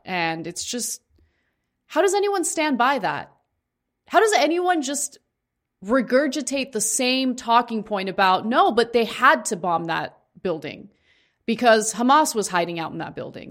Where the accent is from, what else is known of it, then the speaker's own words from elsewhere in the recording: United States; I'm Armenian, yes, but I was born in the United States.